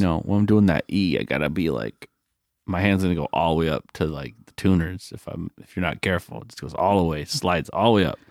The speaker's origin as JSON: {"language": "English", "country": "United States", "said": "I'm American"}